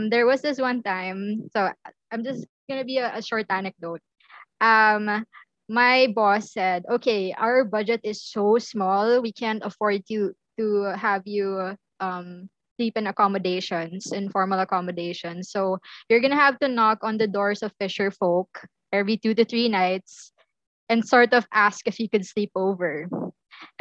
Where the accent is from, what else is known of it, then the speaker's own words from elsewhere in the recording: Manila, Metro Manila, Philippines; I was from Manila.